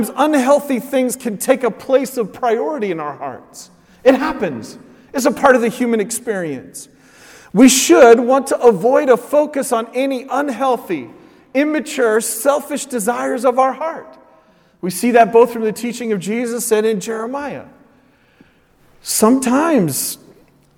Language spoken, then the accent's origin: English; Oregon, United States; I grew up in Oregon